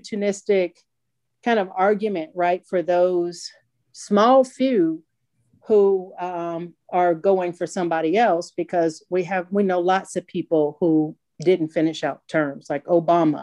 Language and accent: English; Vicksburg, Mississippi, United States; And so Vicksburg is my hometown.